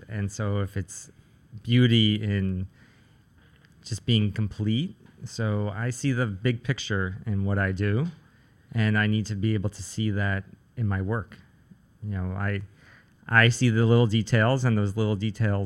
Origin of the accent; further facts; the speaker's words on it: New York City, New York, United States; I grew up in Staten Island, which has a lot of trees and land and space.